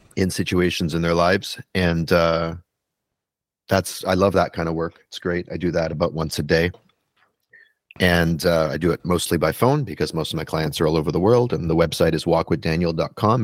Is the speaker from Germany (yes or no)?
no; Canada; moved away as an adult; now in New York City, United States; I'm a Canadian born person living in New York City